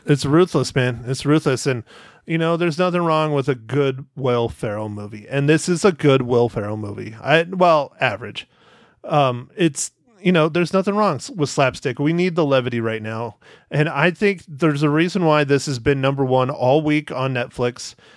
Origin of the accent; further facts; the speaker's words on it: Arizona, United States; being in Arizona in my hometown